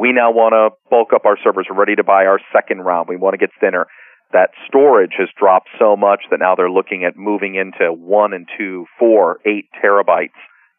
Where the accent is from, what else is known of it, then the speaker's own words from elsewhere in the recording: Chicago, Illinois, United States; also born or lived in Montreal, Canada; I was born in Montreal. I was raised in Chicago, so I don't know much about earthquakes.